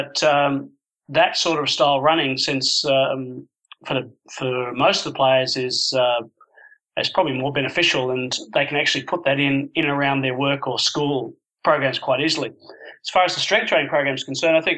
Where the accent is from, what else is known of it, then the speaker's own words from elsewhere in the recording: Sydney, New South Wales, Australia; moved away; also born or lived in Japan / Edinburgh; my club that I grew up playing for in Sydney